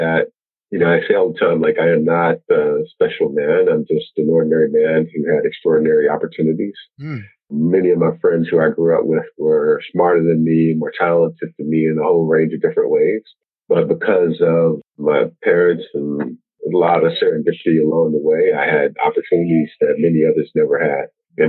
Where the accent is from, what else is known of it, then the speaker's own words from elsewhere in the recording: Washington, District of Columbia, United States; You know, I grew up in Southeast D.C. and it was a rapidly changing community.